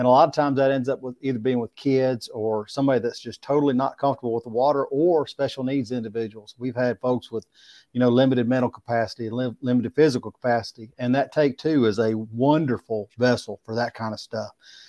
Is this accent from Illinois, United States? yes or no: no; Smiths Station, Alabama, United States; I'm telling you, I'm from Smith's, Alabama. We call it UCLA, the upper corner of lower Alabama.